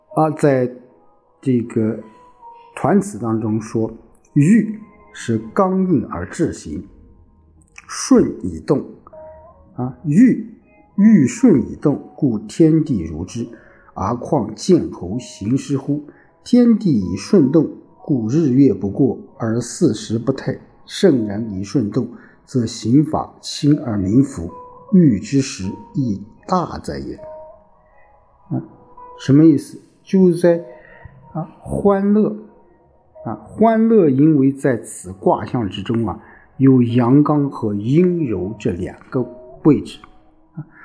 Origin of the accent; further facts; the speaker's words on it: China; 我们中国人